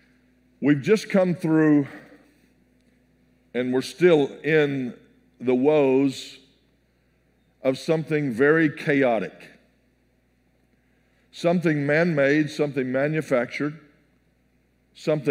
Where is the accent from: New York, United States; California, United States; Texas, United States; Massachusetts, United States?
Texas, United States; I'm from Texas.